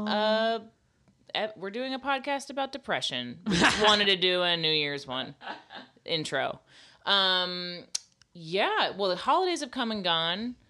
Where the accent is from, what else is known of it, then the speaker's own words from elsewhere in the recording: the South, United States; I'm from the South